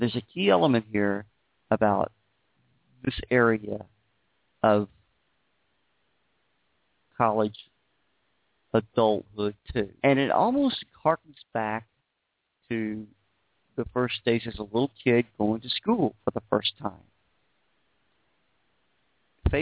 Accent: Beaumont, Texas, United States; also born or lived in Houston, Texas; Beaumont, Texas is where I was raised.

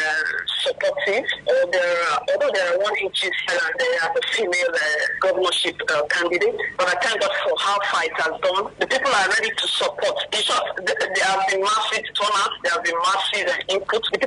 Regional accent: Akwa Ibom, Nigeria; I was born and bred in Akwa-Ibom State

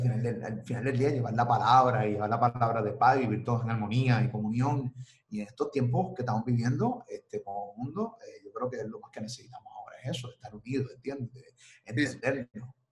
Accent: Carolina, Puerto Rico; also born or lived in New Jersey; Yo soy de Carolina, Rolling Hills. Me crié en Rolling Hills, Carolina, y luego en Metrópolis viví.

